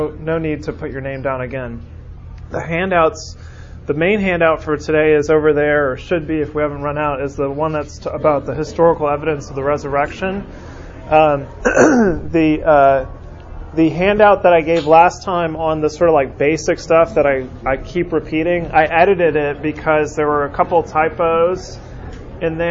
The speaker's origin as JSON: {"language": "English", "region": "California", "country": "United States", "tie": "born or raised there", "moved": "yes", "lives_now": "Birmingham, United States", "said": "growing up in California"}